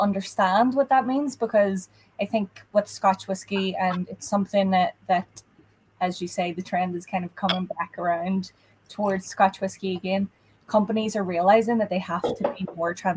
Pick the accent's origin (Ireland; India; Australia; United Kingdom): Ireland; now in United States; regional words that we wouldn't particularly use in Ireland. Sometimes I get caught out when I go home